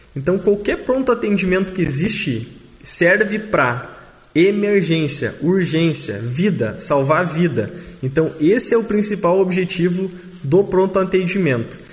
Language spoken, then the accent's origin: Portuguese; Machadinho, Brazil; somos nós aqui de Machadinho